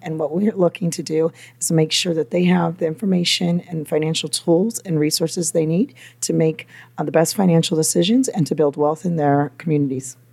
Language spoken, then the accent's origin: English; Napa, California, United States; also born or lived in Los Angeles, California; now in New York, United States